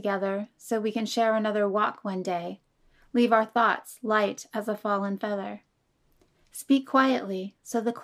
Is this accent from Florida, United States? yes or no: no; Alameda, California, United States; also born or lived in Oakland, California / Tri-Valley, California; I was born in Oakland, California, raised in Alameda, and now reside in the Tri-Valley with my husband and son